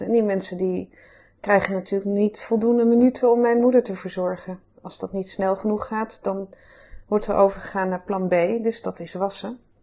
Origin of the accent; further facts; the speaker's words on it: Amsterdam, North Holland, Netherlands; also born or lived in Groningen; Geboren en getogen in Amsterdam, hier in het Vondelpark